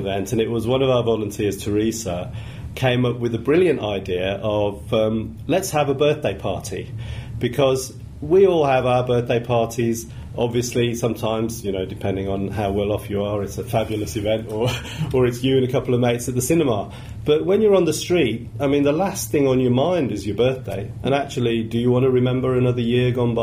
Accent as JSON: {"language": "English", "town": "Birmingham", "region": "West Midlands", "country": "United Kingdom", "tie": "born or raised there", "said": "I grew up in Birmingham, and I've always thought Birmingham has got a lot of warm-hearted people"}